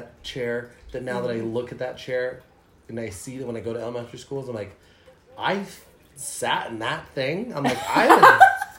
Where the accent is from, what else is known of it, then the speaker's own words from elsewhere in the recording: United States; I'm an American.